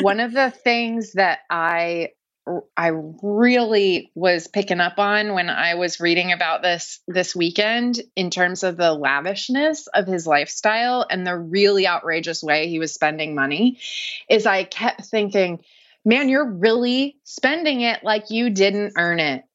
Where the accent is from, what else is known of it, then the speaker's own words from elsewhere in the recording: Dallas, Texas, United States; moved away as an adult; also born or lived in New Orleans, Louisiana; now in Pittsburgh, United States; I've lived in Pittsburgh for almost 10 years, but I'm originally from Dallas, Texas